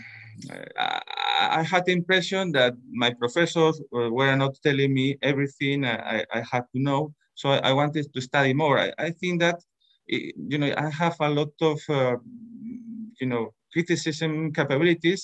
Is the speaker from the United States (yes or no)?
no; Spain; I was born in Spain in 1965